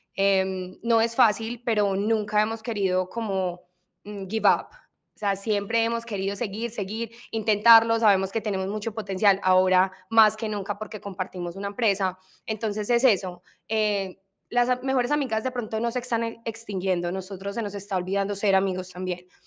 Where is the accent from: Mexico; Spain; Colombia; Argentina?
Colombia; en mi cultura, somos colombianas